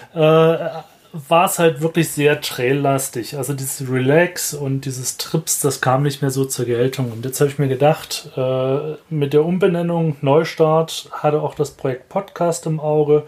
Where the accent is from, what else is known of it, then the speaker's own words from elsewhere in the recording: Saxony, Germany; accent: Saxon; moved away; also born or lived in Cologne; ich bin Sachse.